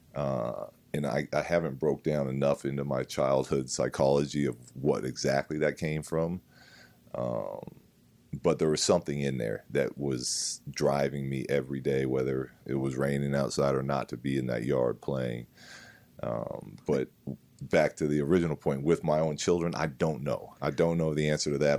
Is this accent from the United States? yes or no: yes; San Diego, California, United States; We grew up in San Diego